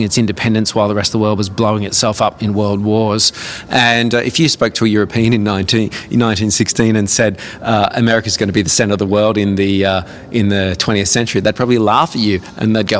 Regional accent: Newcastle, New South Wales, Australia; also born or lived in Brisbane / Toronto; now in Adelaide, Australia; I grew up in Newcastle

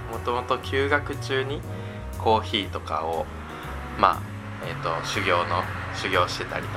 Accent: Tokyo, Japan; moved away as an adult; now in Akita, Japan; 僕は、えっと、秋田のえっともともと東京出身なんですけど、まあ、秋田の国際教養大学という大学に入学してでそのまま卒業後も秋田に残ろうという決意を

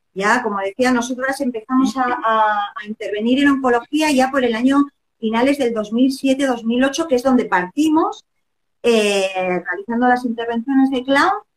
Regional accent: Basque Country, Spain; moved away as an adult; also born or lived in Barcelona; now in Chile; yo llevo 17 años en Chile, yo soy del norte de España, del País Vasco

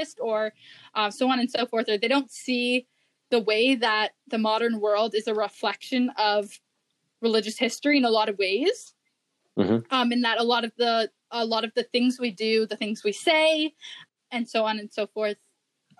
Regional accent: Canada; being a Canadian, I'm talking from the North American perspective

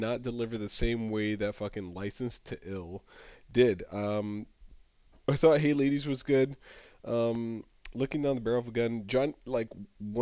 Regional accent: the South, United States; As a Southerner

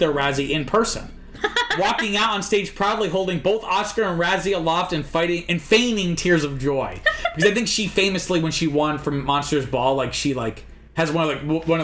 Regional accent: Rhode Island, United States; I like fried calamari or clam chowder because I'm from Rhode Island

